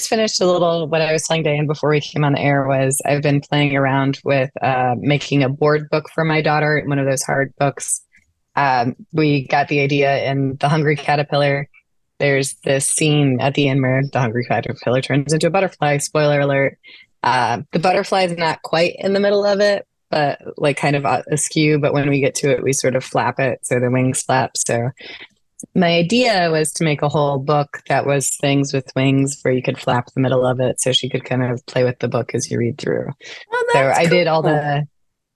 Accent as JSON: {"language": "English", "town": "St. Louis", "region": "Missouri", "country": "United States", "tie": "born or raised there", "also_born_or_lived": "Kirkwood, Missouri", "moved": "as an adult", "said": "I was born and raised in St. Louis and later on sort of more specifically Kirkwood"}